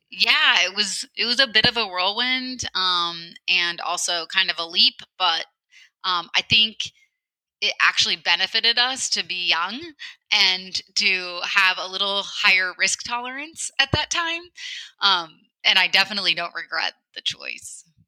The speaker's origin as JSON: {"language": "English", "region": "central Illinois", "country": "United States", "tie": "born or raised there", "moved": "as an adult", "lives_now": "Portland, United States", "said": "I actually grew up uh, on a small farm in a rural area of central Illinois."}